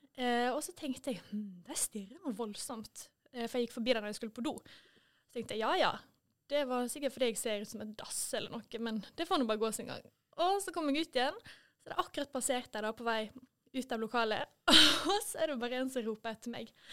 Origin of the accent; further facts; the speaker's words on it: Måløy, Vestland, Norway; also born or lived in Deknepollen; now in Førde, Norway; hjemme i Måløy. Og det savner jeg jo litt i Førde.